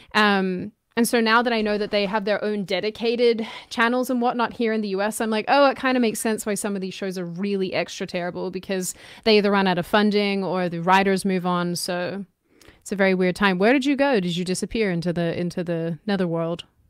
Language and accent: English; Australia; now in United States; I grew up in Australia